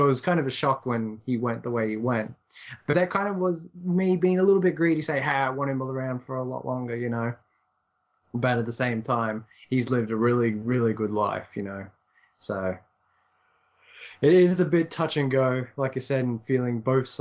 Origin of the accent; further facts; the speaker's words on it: Ireland; me being Irish